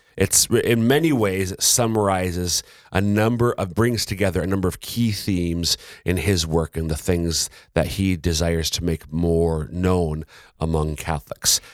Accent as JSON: {"language": "English", "region": "Minnesota", "country": "United States", "moved": "yes", "lives_now": "South Dakota, United States", "said": "I'm a Minnesotan."}